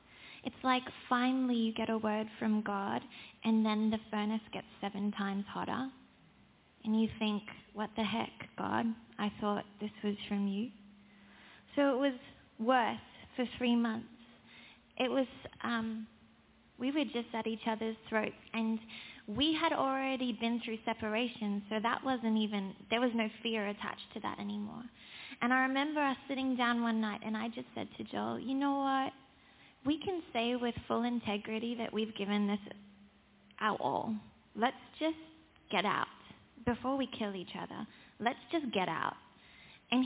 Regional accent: South Africa; but I was born into a South African family. I thought it was the same thing. I'm South African because my parents are.

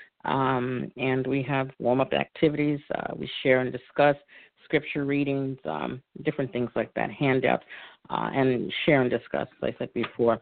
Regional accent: New York City, New York, United States; accent: New York; now in Philadelphia, United States; I'm originally from New York, born and raised, now residing in Philadelphia

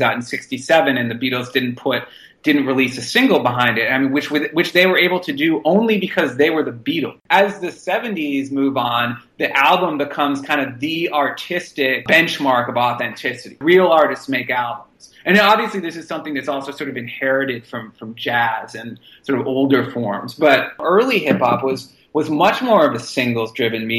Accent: Boston, Massachusetts, United States; I grew up in Boston

